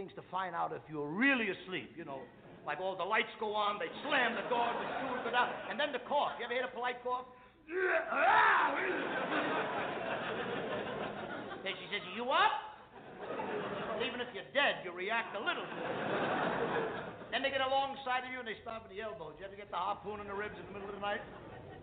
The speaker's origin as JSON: {"language": "English", "town": "New York City", "region": "New York", "country": "United States", "said": "I come from the Lower East Side of New York"}